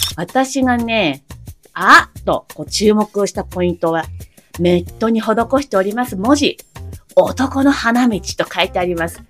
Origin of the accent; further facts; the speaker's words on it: Ibaraki, Japan; moved away; 茨城時代のことをとても思い出したくなります。私の地元の暴走族はね